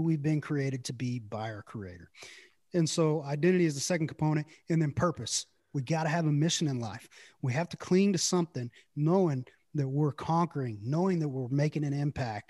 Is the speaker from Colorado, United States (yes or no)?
no; Brownwood, Texas, United States; also born or lived in Early; I grew up in a little town called Brownwood